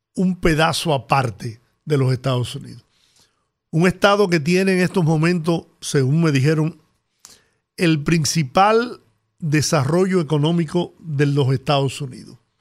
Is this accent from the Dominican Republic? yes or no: yes; Dominican Republic; yo soy dominicano y de verdad que yo no puedo vivir fuera del país